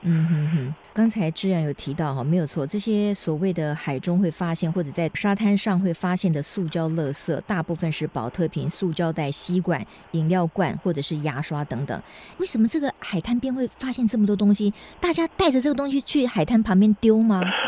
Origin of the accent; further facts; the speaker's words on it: Kaohsiung, Taiwan; 因为我来自高雄